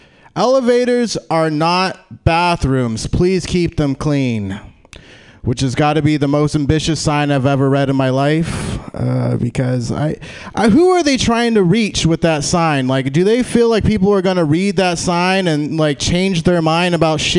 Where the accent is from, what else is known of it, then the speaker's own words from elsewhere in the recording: Lathrop, California, United States; I grew up out in Lathrop, close